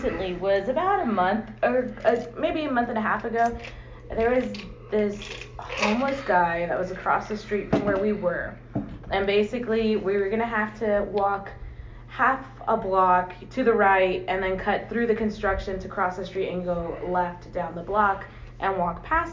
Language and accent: English; San Antonio, Texas, United States; I was born and raised here in San Antonio